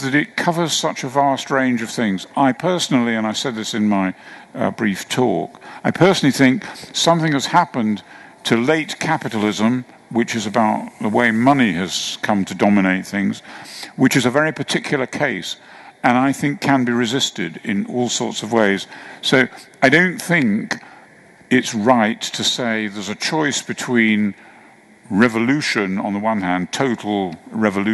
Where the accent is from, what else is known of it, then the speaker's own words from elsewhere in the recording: United Kingdom; as a Brit, my sense of the enormous privilege of living in this country